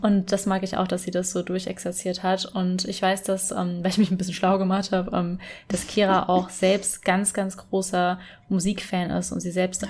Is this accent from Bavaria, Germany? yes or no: no; Rhenish Hesse, Rhineland-Palatinate, Germany; ich bin auch in Rheinhessen aufgewachsen